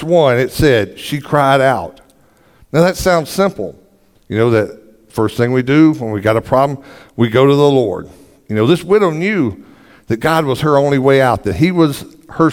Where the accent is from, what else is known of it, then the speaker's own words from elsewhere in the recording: the South, United States; I'm from the South, in case you couldn't tell by the way I talk